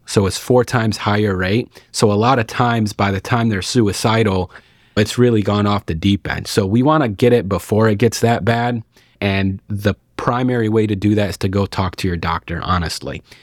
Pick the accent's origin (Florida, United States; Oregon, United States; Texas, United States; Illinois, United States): Illinois, United States; Lockport; also born or lived in Arkansas; now in Watseka, United States; I'm actually from Lockport, Illinois, which is not too far north up here